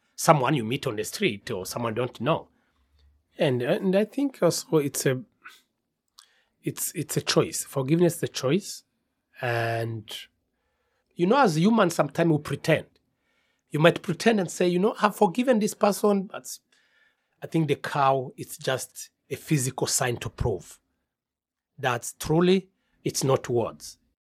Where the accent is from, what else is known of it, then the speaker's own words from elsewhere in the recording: Rwanda; I'm from Rwanda and I'm the director of CARSA